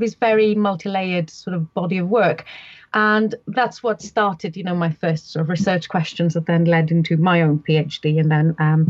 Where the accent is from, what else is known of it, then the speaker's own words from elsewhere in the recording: Greece; English is a second language; But I grew up in Greece with classical mythology, as you'd expect, and, you know, those sorts of texts, and, you know, in a small island with a very much living folklore going on around me.